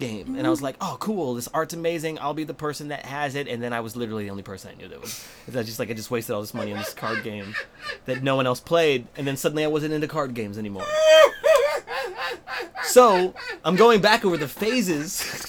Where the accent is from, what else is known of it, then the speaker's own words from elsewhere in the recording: Las Vegas, Nevada, United States; I grew up in Vegas, so it was hot.